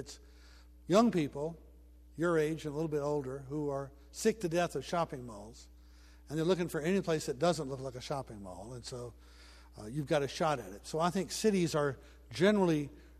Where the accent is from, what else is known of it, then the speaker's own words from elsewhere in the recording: Memphis, Tennessee, United States; moved away; my hometown of Memphis